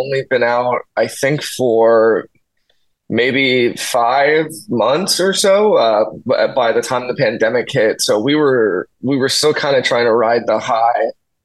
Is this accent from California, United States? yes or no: yes; Anaheim, California, United States; also born or lived in Fountain Valley, California; I was actually born in Anaheim, and I spent most of my life there